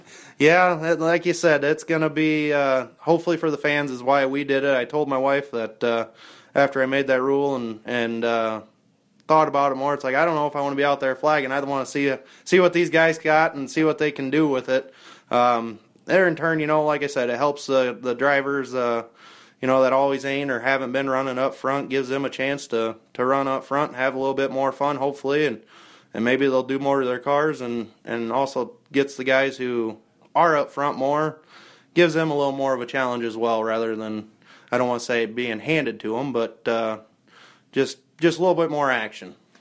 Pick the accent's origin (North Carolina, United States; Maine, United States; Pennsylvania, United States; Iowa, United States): Iowa, United States; Hampton; we're from Hampton